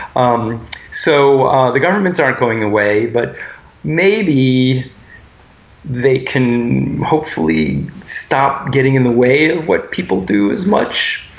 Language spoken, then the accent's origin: English; United States; especially as American males.